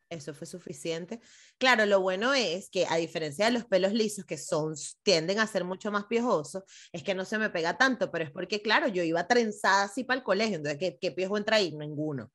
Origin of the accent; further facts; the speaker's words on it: Caracas, Capital District, Venezuela; las dos somos caraqueñas